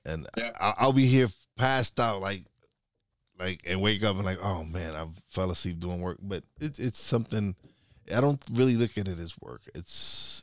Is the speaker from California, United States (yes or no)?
no; New York City, New York, United States; moved away as an adult; also born or lived in Florida; now in Pocono Mountains, United States; I was born and raised in New York